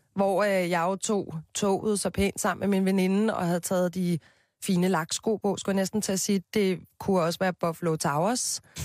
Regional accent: Copenhagen, Capital Region of Denmark, Denmark; Jeg voksede op på Christianshavn med min mor og min far, en storsøster, en lillesøster og en lillebror

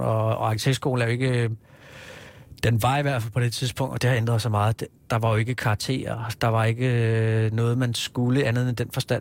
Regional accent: Hillerød, Capital Region of Denmark, Denmark; moved away as an adult; also born or lived in Kirke Værløse; now in Copenhagen, Denmark; jeg er født på Rigshospitalet i 74, og så øh, har jeg boet øh, i Kirkeværløse lige i min alleryngste år. Ellers så har jeg vokset op i Hillerød.

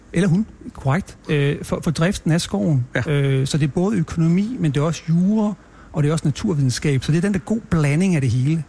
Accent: Stoholm, Central Denmark Region, Denmark; born or raised there; also born or lived in Copenhagen

